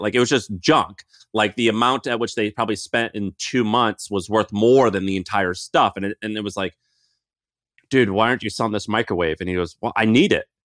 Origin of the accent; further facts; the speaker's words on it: Missouri, United States; moved away; I grew up in Missouri